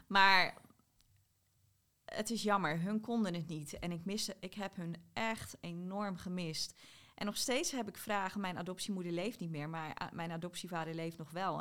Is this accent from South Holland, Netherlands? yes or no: yes; South Holland, Netherlands; ik kom uit Zuid-Holland, maar ik heb bij half Zuid-Holland geslapen